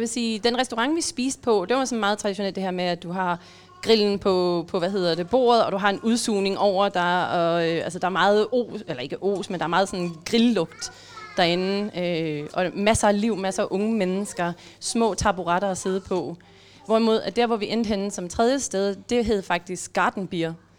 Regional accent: Denmark; jeg har hjemme i Danmark

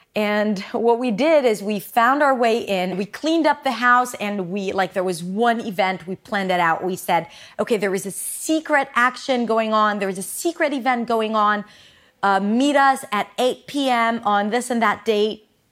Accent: Petah Tikva, Central District, Israel; English is a second language; now in Tel Aviv, Israel; I was born and raised in Israel. I grew up in Petah Tikva, and now I live in Tel Aviv

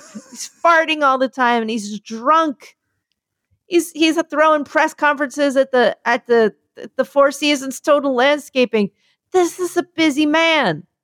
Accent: Philadelphia, Pennsylvania, United States; I'm from Philly

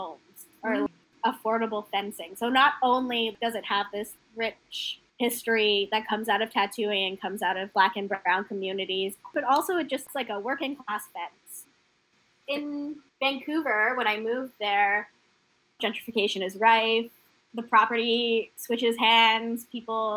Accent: Bermuda; moved away; also born or lived in Canada; We had property growing up in Bermuda

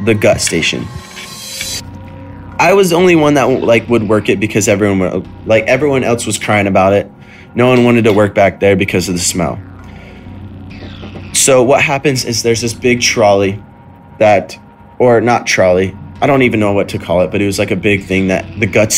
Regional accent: Idaho, United States; moved away as an adult; now in California, United States; back when I used to live in Idaho, which is my hometown, and it was right before I moved to California.

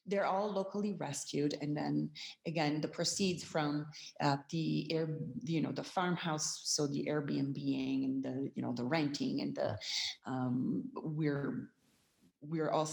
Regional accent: Milan, Lombardy, Italy; now in Sicily, Italy; I'm originally from Milan

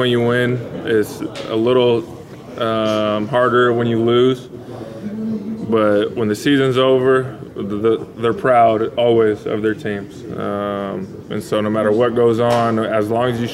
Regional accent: California, United States; moved away; I'm from California

